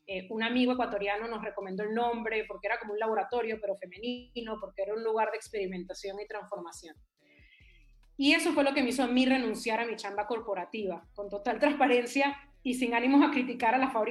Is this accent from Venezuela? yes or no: yes; Venezuela; also born or lived in Chile / Panama / New York; now in Peru; Sí, sí, y antes de eso viví en varios lugares. De Venezuela me fui a Chile, de Chile a Panamá, de Panamá a Nueva York y de Nueva York a Perú.